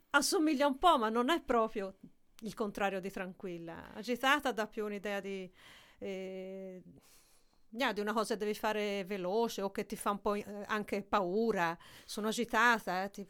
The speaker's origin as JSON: {"language": "Italian", "country": "Italy", "moved": "as an adult", "lives_now": "Amsterdam, Netherlands", "said": "Eh sì, io sono italiana."}